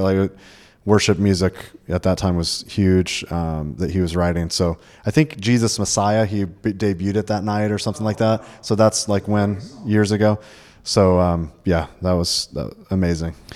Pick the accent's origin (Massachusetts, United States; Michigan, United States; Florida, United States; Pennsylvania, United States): Florida, United States; also born or lived in Georgia; I'm from Florida, uh, born and raised, lived in Georgia a little bit